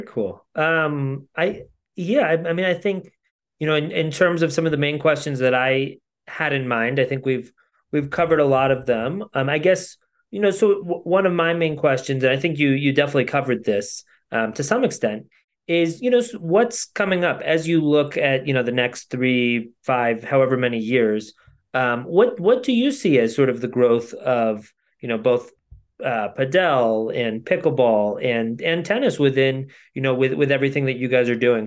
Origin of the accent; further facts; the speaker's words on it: Connecticut, United States; I grew up in Connecticut